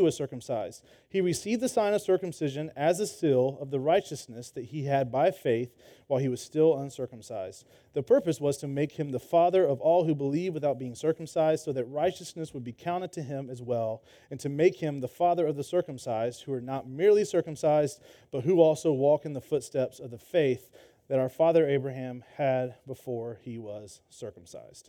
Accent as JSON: {"language": "English", "region": "Georgia", "country": "United States", "tie": "born or raised there", "also_born_or_lived": "Florida", "moved": "as an adult", "lives_now": "Texas, United States", "said": "I grew up in Georgia."}